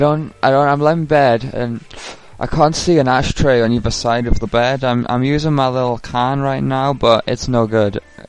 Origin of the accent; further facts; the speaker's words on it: England, United Kingdom; I'm jet-lagged to fuck. I'm from England.